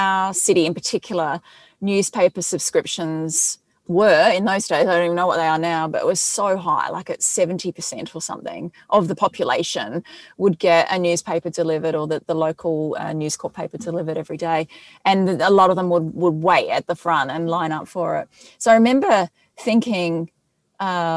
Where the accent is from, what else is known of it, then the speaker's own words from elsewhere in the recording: Adelaide, South Australia, Australia; I'm from Adelaide